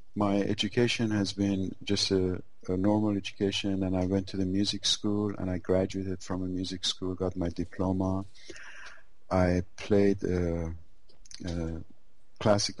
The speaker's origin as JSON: {"language": "English", "country": "Iran", "tie": "born or raised there", "said": "I was born in Iran"}